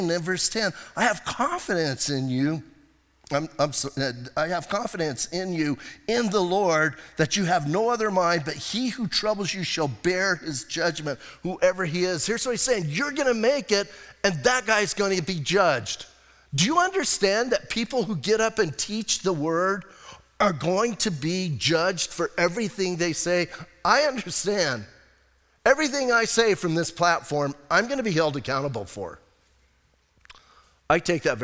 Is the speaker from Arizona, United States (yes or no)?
yes; Bisbee, Arizona, United States; I'm from Bisbee